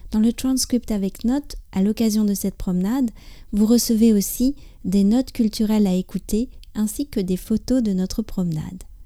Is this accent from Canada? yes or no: no; France; je suis française, j'habite près